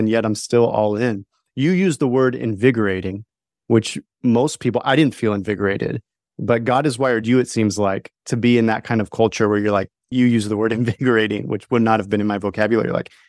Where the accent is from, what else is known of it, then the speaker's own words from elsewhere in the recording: West Coast, United States; now in South Carolina, United States; I was born and raised on the West Coast, lived there my whole life.